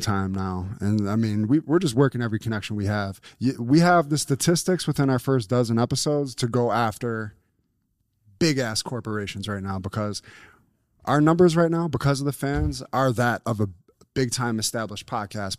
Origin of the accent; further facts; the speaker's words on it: Buffalo, New York, United States; we're from Buffalo